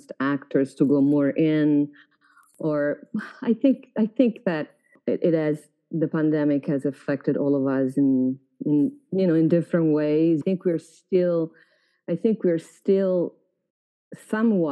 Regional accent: Florence, Tuscany, Italy; English is a second language; moved away; I grew up in Florence.

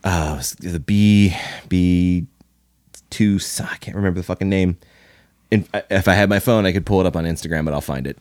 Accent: Louisville, Kentucky, United States; I grew up in Louisville, Kentucky

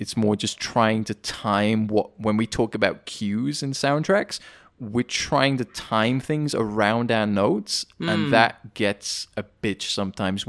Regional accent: United Kingdom; accent: British

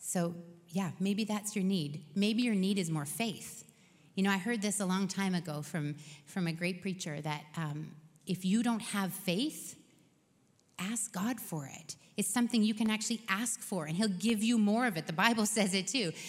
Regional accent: Canada; we're Canadian

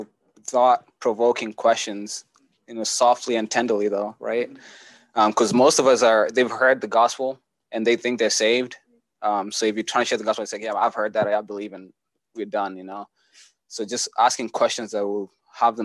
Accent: Kenya; moved away as an adult; now in Kansas City, United States; I was born and raised in Kenya, lived there for 17 years

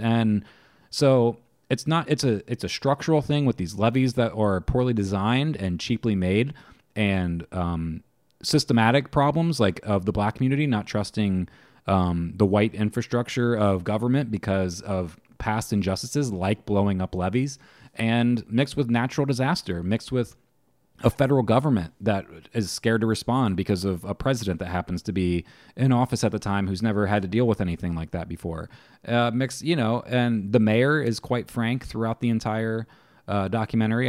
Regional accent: Ohio, United States; I'm from Ohio

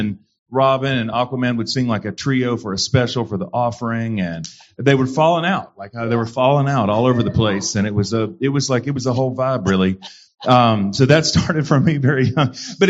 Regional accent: the South, United States; but that was not always my experience of it growing up in the South and white Pentecostal, kind of rural churches in the South.

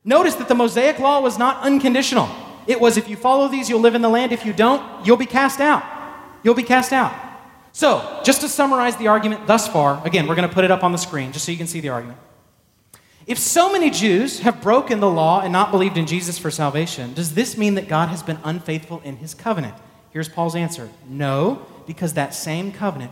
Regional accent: Texas, United States; also born or lived in Arlington, Texas; I was born in Texas

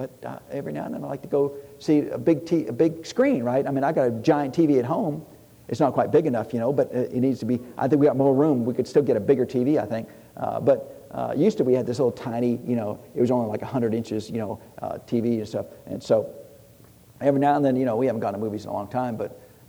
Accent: Tennessee, United States; I'm from Tennessee.

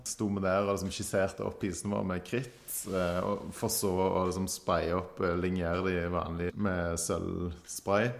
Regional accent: Stavanger, Rogaland, Norway; her hjemme i Stavanger

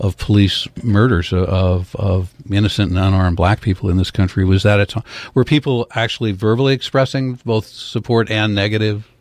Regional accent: Portland, Oregon, United States; I grew up in Portland

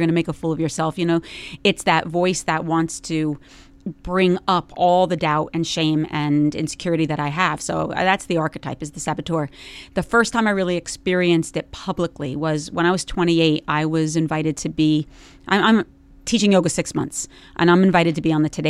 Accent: New Jersey, United States; accent: thick; I'm from Jersey, and it's like this stuff never happened to me.

